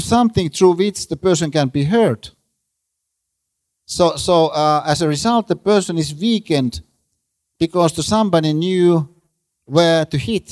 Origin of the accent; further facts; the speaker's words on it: Finland; I'm a Finn